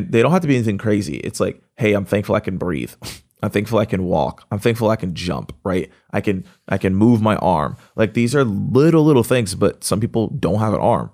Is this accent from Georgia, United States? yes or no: yes; Atlanta, Georgia, United States; I'm from Atlanta.